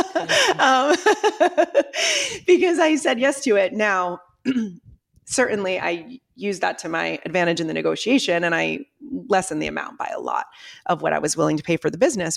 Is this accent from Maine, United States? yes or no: yes; Ogunquit, Maine, United States; moved away; I grew up in Agonquit, Maine